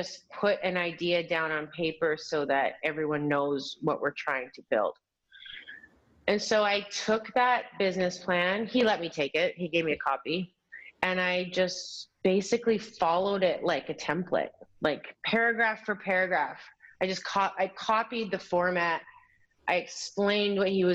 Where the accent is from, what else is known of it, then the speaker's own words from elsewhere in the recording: Alberta, Canada; moved away; also born or lived in New York; I grew up in Alberta in Canada where that just doesn't exist